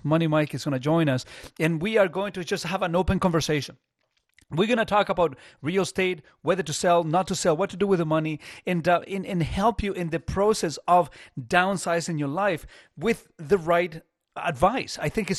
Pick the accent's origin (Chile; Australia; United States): Chile; I grew up in Chile, man.